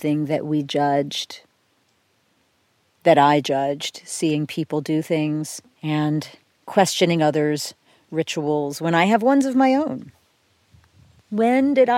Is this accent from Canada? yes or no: no; outside of Philadelphia, Pennsylvania, United States; When I was a kid, I grew up outside of Philadelphia